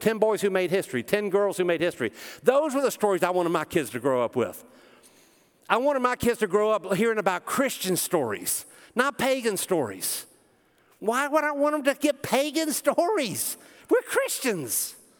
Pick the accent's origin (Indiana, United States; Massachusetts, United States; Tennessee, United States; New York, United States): Tennessee, United States; Smyrna; I grew up in Smyrna, Tennessee.